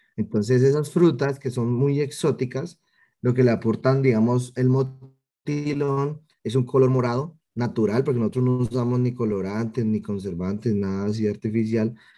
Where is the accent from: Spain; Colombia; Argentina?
Colombia; Cali, Valle del Cauca; also born or lived in Florencia, Caquetá; yo nací en Florencia, Caquetá, eh, acá en Colombia, me trajeron de un año para Cali, entonces me considero como muy caleño, llevo 27 años aquí